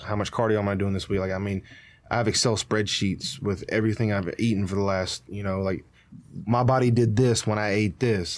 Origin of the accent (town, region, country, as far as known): United States